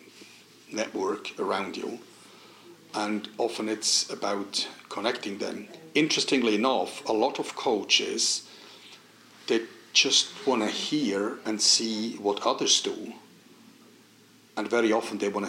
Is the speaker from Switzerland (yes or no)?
yes; Switzerland; English is a second language; moved away as an adult; We grew up on Swiss rivers, Swiss Alps